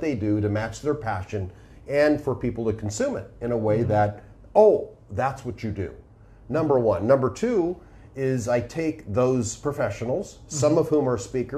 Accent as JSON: {"language": "English", "town": "Los Angeles", "region": "California", "country": "United States", "accent": "Hollywood accent", "said": "I come from Los Angeles, California."}